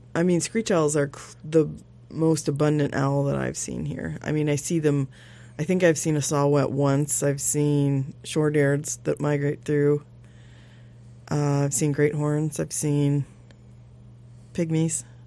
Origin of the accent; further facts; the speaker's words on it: Midwest, United States; now in Sitka, United States; I grew up in the Midwest.